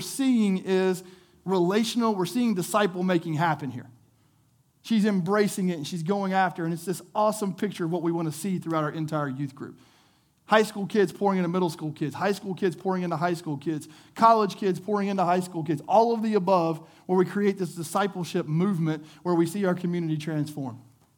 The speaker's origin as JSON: {"language": "English", "region": "the South", "country": "United States", "tie": "born or raised there", "said": "We grew up in the South. You're in the Bible Belt."}